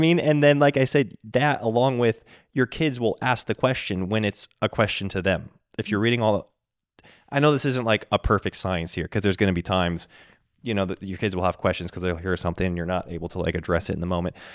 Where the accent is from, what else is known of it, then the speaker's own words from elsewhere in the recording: the West, United States; we grew up in the West